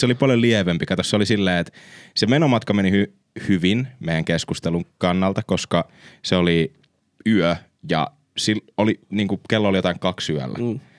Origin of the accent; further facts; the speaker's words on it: Finland; me ollaan Suomesta